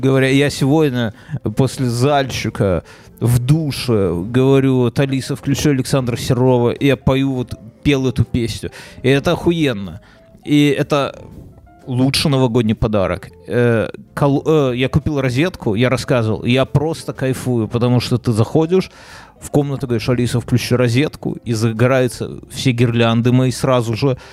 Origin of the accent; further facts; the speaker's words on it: Belarus; я как как белорус